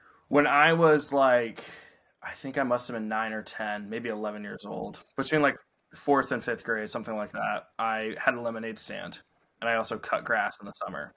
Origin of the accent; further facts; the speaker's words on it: Alexandria, Virginia, United States; I grew up in Alexandria and that's where I practiced real estate